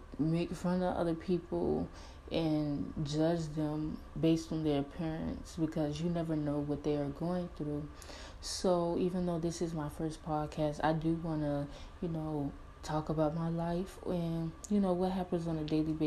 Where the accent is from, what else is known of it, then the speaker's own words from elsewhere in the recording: Newport News, Virginia, United States; also born or lived in Norfolk, Virginia; I am from Newport News, Virginia. I was born in Norfolk